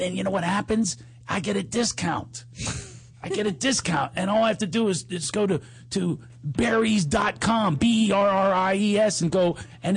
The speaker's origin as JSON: {"language": "English", "town": "Philadelphia", "region": "Pennsylvania", "country": "United States", "accent": "Philadelphia", "said": "That's my Philadelphia accent"}